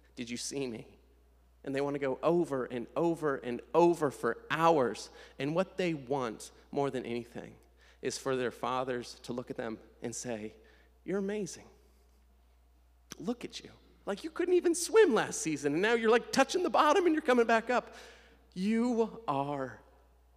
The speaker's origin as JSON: {"language": "English", "region": "Nebraska", "country": "United States", "moved": "yes", "said": "I'm from Nebraska, and every summer I vacation for about 2 weeks in Lincoln, Nebraska"}